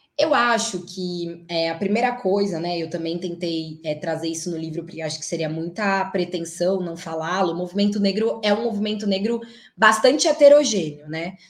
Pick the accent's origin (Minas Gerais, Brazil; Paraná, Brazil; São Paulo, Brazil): São Paulo, Brazil; cresci na Zona Leste de São Paulo, no bairro do Tatuapé, né, em Carrão e Tatuapé